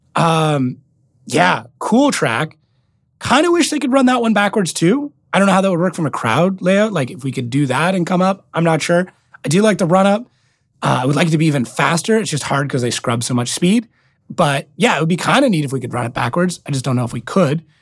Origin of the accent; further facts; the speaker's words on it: Canada; accent: very heavy Canadian accent; being Canadian